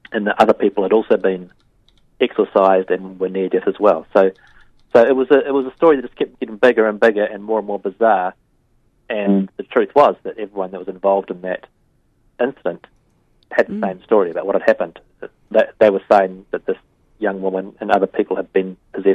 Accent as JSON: {"language": "English", "country": "New Zealand", "said": "I, like most New Zealanders"}